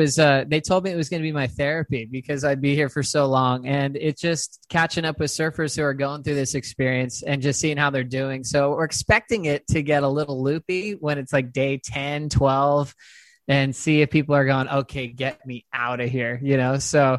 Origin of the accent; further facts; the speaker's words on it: San Dimas, California, United States; born there; I moved around a lot. So I was born in a place called San Dimas, California.